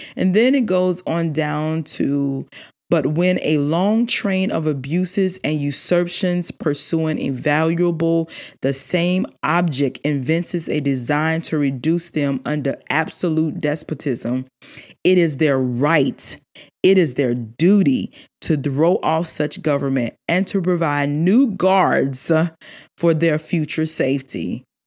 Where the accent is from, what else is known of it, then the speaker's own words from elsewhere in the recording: South Carolina, United States; I'm born and raised in South Carolina